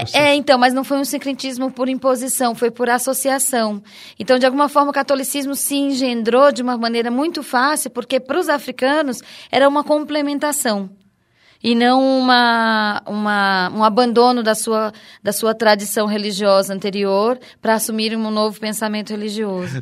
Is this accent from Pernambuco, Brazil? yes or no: yes; Recife, Pernambuco, Brazil; also born or lived in Campina Grande, Paraíba; na verdade eu sou paraibana, mas eu me criei em Pernambuco, eu só nasci na, em Campina Grande, me criei em Recife